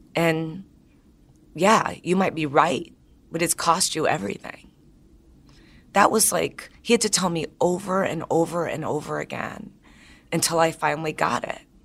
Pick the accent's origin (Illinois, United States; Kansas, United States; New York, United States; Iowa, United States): Illinois, United States; Chicago; now in San Francisco, United States; I'm from Chicago